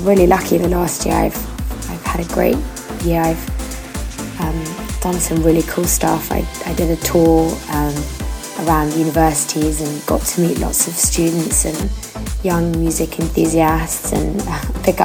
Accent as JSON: {"language": "English", "region": "London", "country": "United Kingdom", "said": "I'm from London."}